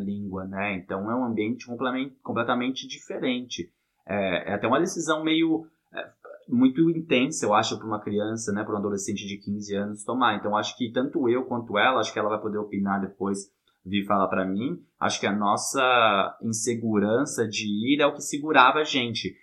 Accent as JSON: {"language": "Portuguese", "region": "São Paulo", "country": "Brazil", "tie": "born or raised there", "moved": "yes", "said": "eu e minha irmã, a gente nasceu em São Paulo"}